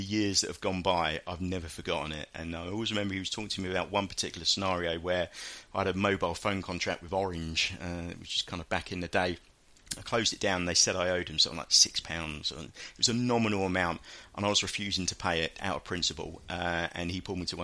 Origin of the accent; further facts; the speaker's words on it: Hastings, South East England, United Kingdom; when I grew up down in Hastings, there was no real football teams down